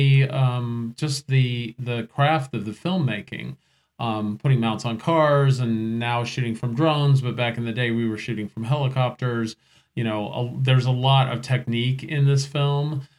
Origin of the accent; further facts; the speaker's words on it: San Diego, California, United States; moved away as an adult; also born or lived in Detroit; I grew up in San Diego, but right out of college moved to Detroit